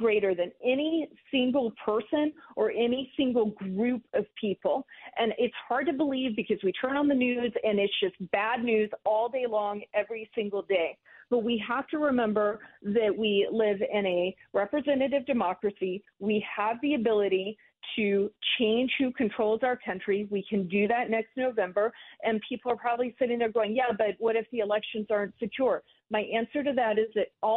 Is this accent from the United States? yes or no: yes; Georgia, United States; I'm from Georgia.